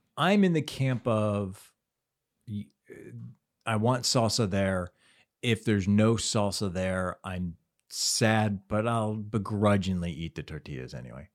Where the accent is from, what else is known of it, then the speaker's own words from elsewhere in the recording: Cleveland, Ohio, United States; in Cleveland as a kid